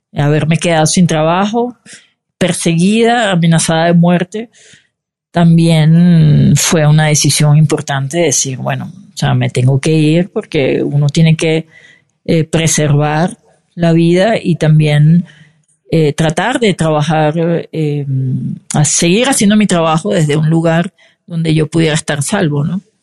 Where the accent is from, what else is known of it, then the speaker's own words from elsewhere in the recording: Venezuela; moved away as an adult; now in Mexico; mi país, Venezuela